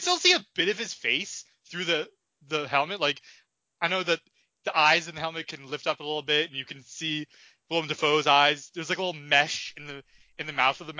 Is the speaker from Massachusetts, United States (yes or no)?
yes; Massachusetts, United States; I grew up in Massachusetts